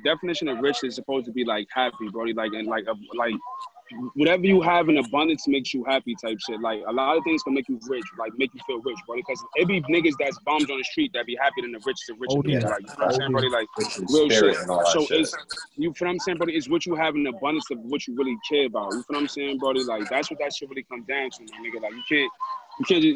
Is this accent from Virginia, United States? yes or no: no; New York City, New York, United States; I'm from Taft